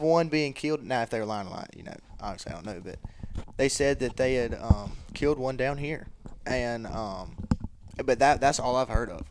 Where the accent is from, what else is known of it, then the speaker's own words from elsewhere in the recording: Columbus, Mississippi, United States; I'm from Columbus, Mississippi, forty-five minutes down the road